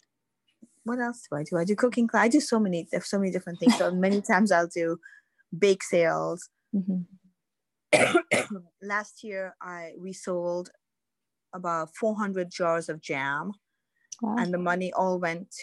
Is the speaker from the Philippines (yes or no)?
no; Pakistan; moved away; I'm Pakistani